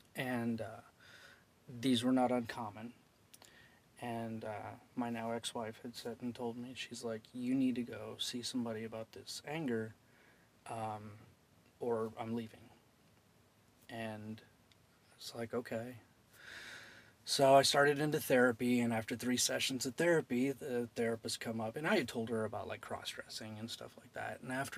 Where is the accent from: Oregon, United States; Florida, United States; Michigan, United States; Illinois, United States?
Illinois, United States; Alton; From Illinois.